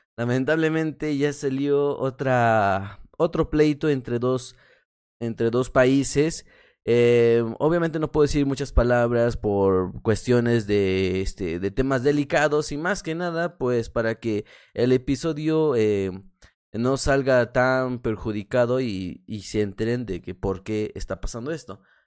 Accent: Mexico; como soy mexicano

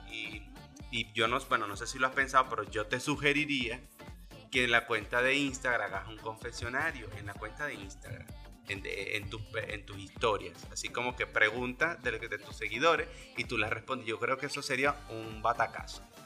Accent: Venezuela; desde la venezolaneidad que tenemos nosotros, porque somos venezolanos

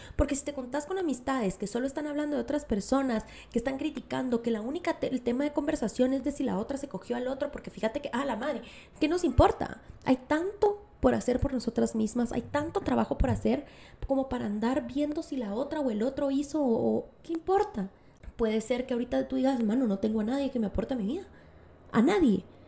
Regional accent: Guatemala; moved away; nuestro país, Guatemala

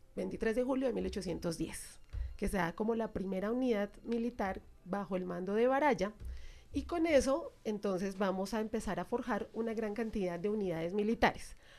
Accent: Colombia; nosotros los colombianos

